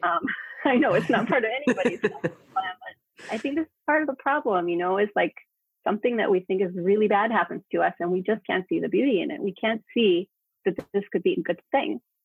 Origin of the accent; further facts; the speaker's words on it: United States; now in Spain; I'm American, but I'm living in Spain